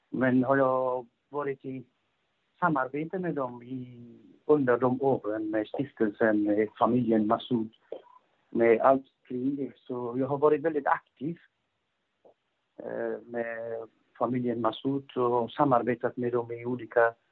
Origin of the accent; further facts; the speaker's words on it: Afghanistan; also born or lived in Russia; now in Sweden; vi hade flyttat redan från 1992 eh, från Afghanistan. Vi var, jag bodde i Ryssland under den tiden med familjen. Och sen kom pappan och kom, pappan kom till Sverige